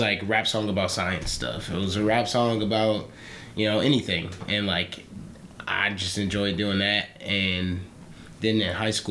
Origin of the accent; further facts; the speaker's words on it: Woodmere, Ohio, United States; I'm from Woodmere Village, Cleveland, Ohio. But the area is like Orange, a suburb